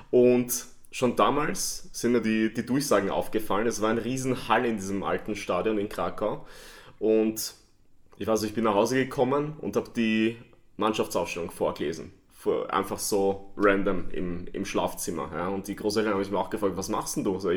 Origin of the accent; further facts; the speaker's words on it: Vienna, Austria; freue mich, dass ich hier bin, in meiner alten Heimat in Wien und bei euch, wo ich mich sehr, sehr wohlfühle.